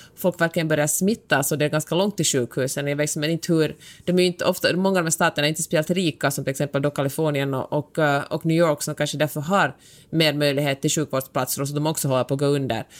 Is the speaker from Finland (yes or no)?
yes; Finland; jag är finlandssvensk